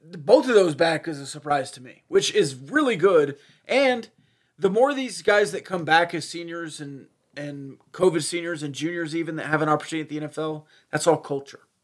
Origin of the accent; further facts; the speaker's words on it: Cajun, Louisiana, United States; I'm Cajun